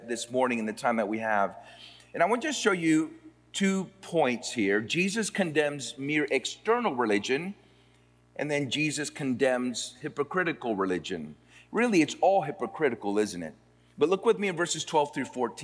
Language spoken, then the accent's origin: English; Florida, United States; also born or lived in Puerto Rico; now in Austin, United States; I grew up in Florida. I'm from Puerto Rico. We moved to Florida when I was almost 8 years old and grew up in Florida